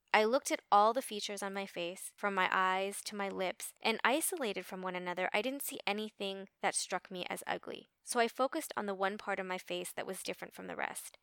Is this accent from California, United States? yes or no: yes; Los Angeles, California, United States; I grew up in Los Angeles in the late seventies, early eighties